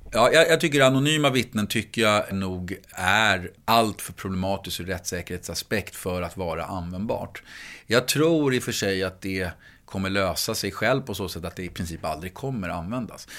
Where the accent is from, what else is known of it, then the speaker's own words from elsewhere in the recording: Stockholm, Stockholm County, Sweden; När jag växte upp så växte jag upp i Gröndal som ligger utanför Stockholms innerstad